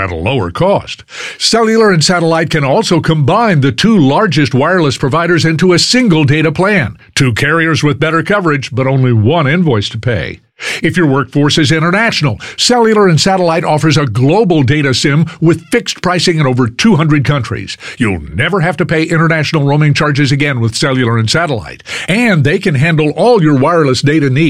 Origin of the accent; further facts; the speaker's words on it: Fort Worth, Texas, United States; moved away as an adult; now in Houston, United States; I was born and reared in Fort Worth, Pascal High School, went to TCU. We moved here over 40 years ago